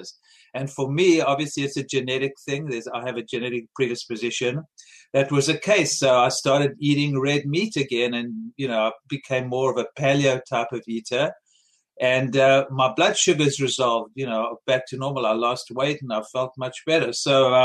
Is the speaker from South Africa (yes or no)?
yes; South Africa; moved away; I grew up in South Africa eating a lot of fruits and vegetables